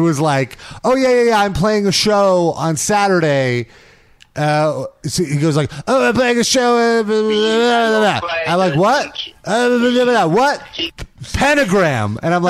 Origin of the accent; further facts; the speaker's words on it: United Kingdom; So I find, like, so I'm British.